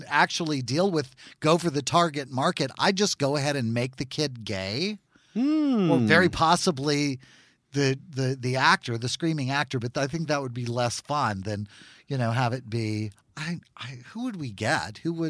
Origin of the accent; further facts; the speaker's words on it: Natchitoches, Louisiana, United States; also born or lived in South Carolina; Well, we claim Natchitoches, Louisiana as home because we moved there twice. I really think that's the only reason we claim it, because we never lived anywhere much longer than like a year and a half, 2 years. I was in South Carolina probably longer